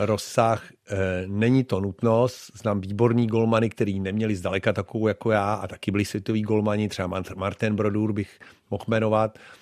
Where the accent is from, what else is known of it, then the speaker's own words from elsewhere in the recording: Czechia; moved away as an adult; also born or lived in Buffalo, United States; tady u nás v Čechách